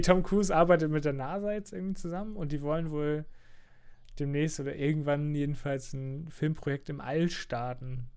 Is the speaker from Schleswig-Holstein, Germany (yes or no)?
yes; near Hansa-Park, Schleswig-Holstein, Germany; bei uns in der Nähe, wo ich aufgewachsen bin, gab es ja auch den Hansapark